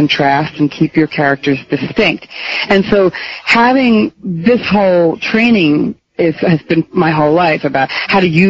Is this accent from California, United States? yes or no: no; New Jersey, United States; also born or lived in New York; now in Massachusetts, United States; I grew up in New Jersey